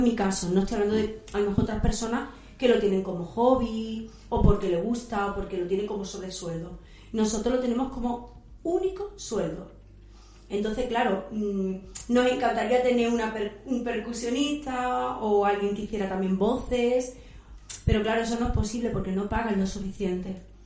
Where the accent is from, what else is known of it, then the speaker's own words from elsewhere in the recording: Chiclana de la Frontera, Andalusia, Spain; Yo soy de Chiclán.